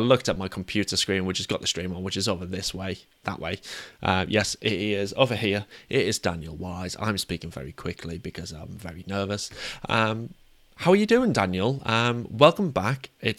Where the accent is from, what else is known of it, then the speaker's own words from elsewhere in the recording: England, United Kingdom; we're English.